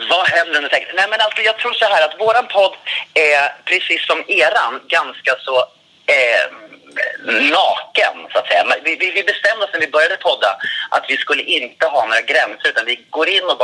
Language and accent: Swedish; Katrineholm, Södermanland, Sweden; Jag kommer från Katrineholm.